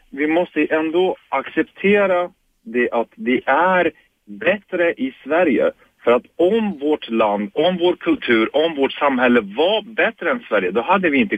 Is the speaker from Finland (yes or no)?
no; Turkey; Jag är kurd från Turkiet.